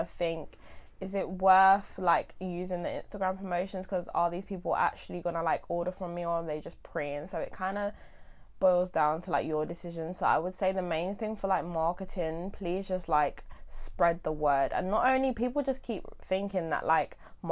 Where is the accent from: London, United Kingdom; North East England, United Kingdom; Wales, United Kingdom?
London, United Kingdom; Coulsdon; I'm from Surrey, Coulsdon